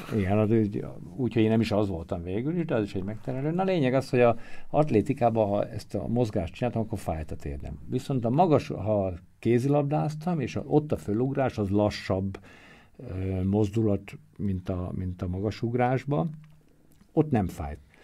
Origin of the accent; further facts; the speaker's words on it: Tiszaföldvár, Jász-Nagykun-Szolnok, Hungary; ahogy én nőttem föl, ő velem úgy az udvaron mindig passzolgatott, dobálózott, egyik nagyon jó barátja, Felföldi Gábor volt a testnevelő tanárom, és nálunk a faluban